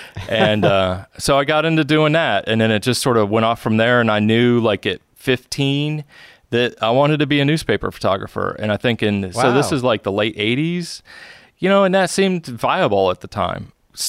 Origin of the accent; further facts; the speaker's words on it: Elmira, New York, United States; And I was living, I grew up in Elmira, New York at the time, so that was only like 45